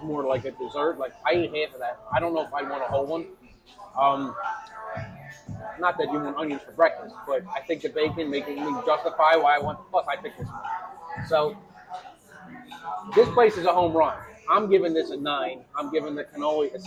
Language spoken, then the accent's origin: English; Philadelphia, Pennsylvania, United States; I'm from South Philly